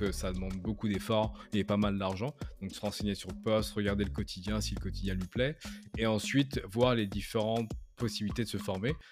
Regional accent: France; moved away as an adult; now in Canada; je suis français, j'habite au Canada depuis maintenant plus de 7 ans.

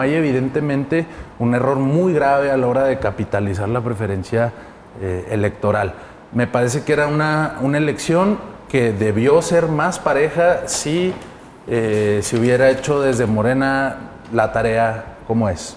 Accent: Mexico

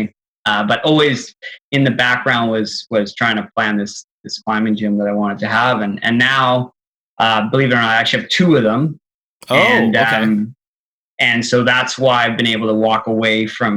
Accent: Calgary, Alberta, Canada; Born in Calgary, born to like parents that were super, super active.

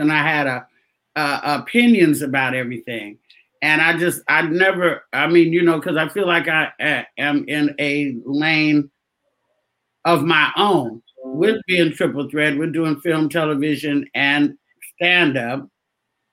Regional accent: Oakland, California, United States; moved away; I'm from Oakland

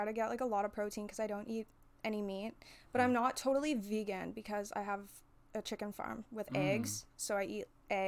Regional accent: Canada; I was born in Canada

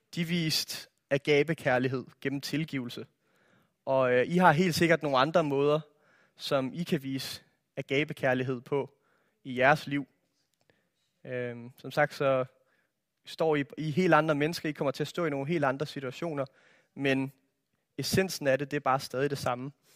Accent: Denmark; jeg er opvokset i Danmark

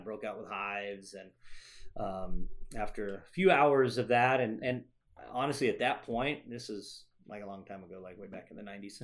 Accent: Arizona, United States; I grew up in Arizona. I'm actually, uh, an Arizona native

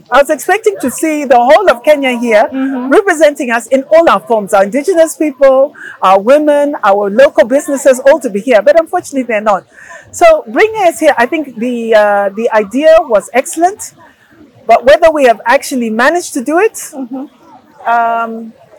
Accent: Zambia; English is a second language; I know that I come from, for instance, I came from Zambia to here.

